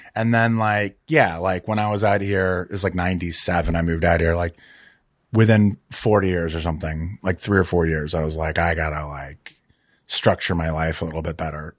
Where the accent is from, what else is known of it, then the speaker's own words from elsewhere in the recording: Chicago, Illinois, United States; also born or lived in Denver, Colorado / Kansas (parents); I grew up in Chicago and Denver, my, but my parents are from, uh, Kansas, city Kansas and Wichita, Kansas.